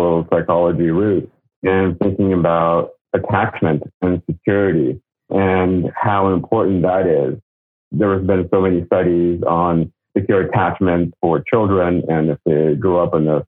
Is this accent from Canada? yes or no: no; Russia; now in Los Angeles, United States; Growing up in Russia